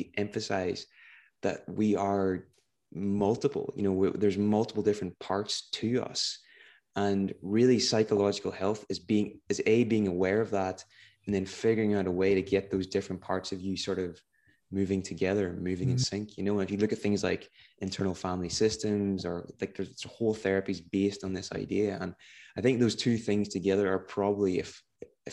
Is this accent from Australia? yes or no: no; Northern Ireland, United Kingdom; I'm from Northern Ireland